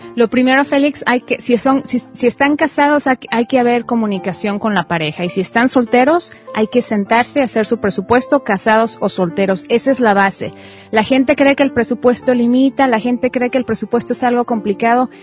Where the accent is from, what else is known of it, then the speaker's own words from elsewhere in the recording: Mexico; moved away as an adult; now in United States; soy mexicana, soy periodista de profesión y emigré a los Estados Unidos hace 15 años